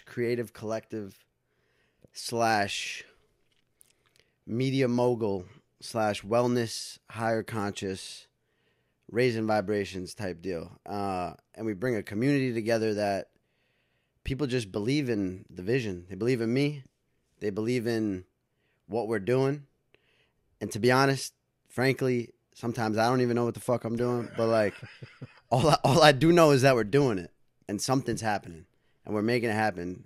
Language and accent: English; Dobbs Ferry, New York, United States; also born or lived in White Plains, New York / Los Angeles; I was born in White Plains, New York, actually. Yep. Born in White Plains. Grew up in Dobbs Ferry